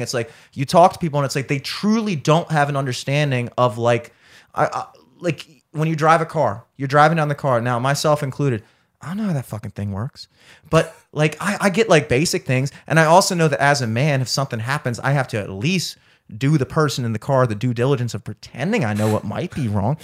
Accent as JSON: {"language": "English", "town": "Towson", "region": "Maryland", "country": "United States", "tie": "born or raised there", "said": "I grew up in Towson my entire life"}